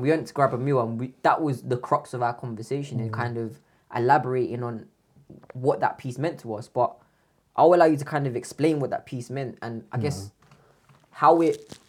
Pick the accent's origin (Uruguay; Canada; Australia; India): India; Yeah, but I'm Indian, so it's fine.